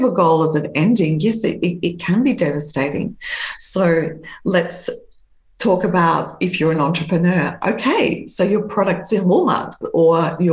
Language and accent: English; Australia; in my hometown in Australia